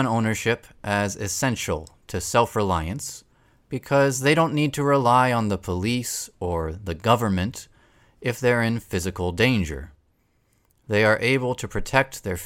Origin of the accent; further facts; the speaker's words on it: Massachusetts, United States; I grew up in Massachusetts